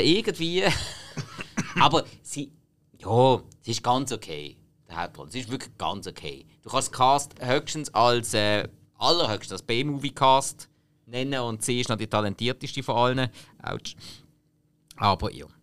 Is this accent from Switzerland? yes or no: yes; Switzerland; als Schweizer, der einmal in Irland war